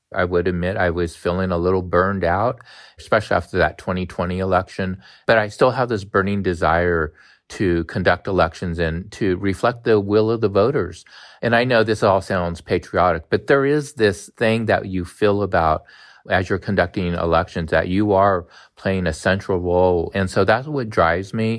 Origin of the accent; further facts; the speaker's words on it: United States; I'm a third generation Chinese American. I don't even know how to speak Chinese, to be honest. And so I'm as American as can be